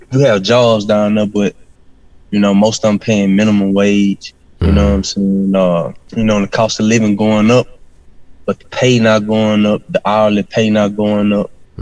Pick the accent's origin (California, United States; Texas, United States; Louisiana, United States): Louisiana, United States; Arcadia; I'm from Arcadia, Louisiana, but it's all in the same parish